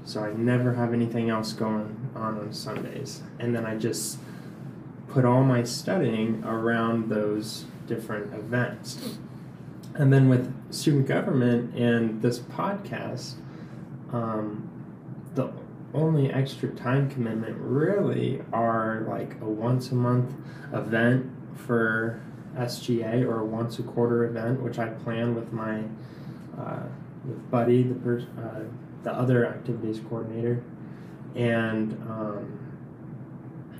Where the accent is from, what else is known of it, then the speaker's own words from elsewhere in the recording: Glendale, Arizona, United States; also born or lived in Santa Barbara, California; I grew up in Glendale, Arizona